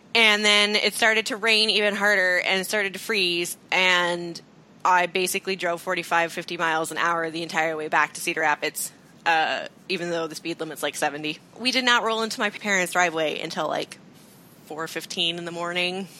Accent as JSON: {"language": "English", "region": "Iowa", "country": "United States", "said": "I'm from Iowa"}